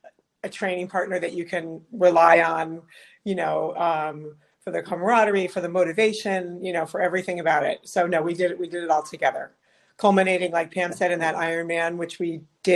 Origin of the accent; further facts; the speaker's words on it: north of Albany, upstate New York, United States; now in New York City, United States; I grew up in upstate New York, just a little bit north of Albany, between Albany and Saratoga.